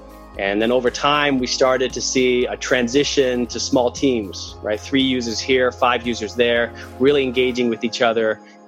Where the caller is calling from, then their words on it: Salt Lake City, Utah, United States; About in Salt Lake City, Utah.